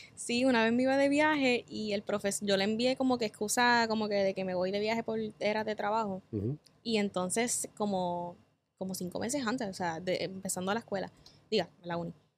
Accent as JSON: {"language": "Spanish", "town": "Cabo Rojo", "country": "Puerto Rico", "said": "Soy de Cabo Rojo, del área oeste"}